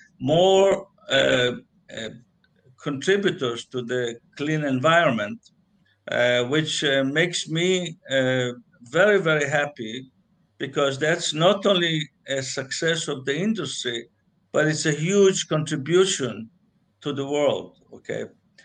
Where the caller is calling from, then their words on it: Los Angeles, California, United States; But I'm joining from Los Angeles, California.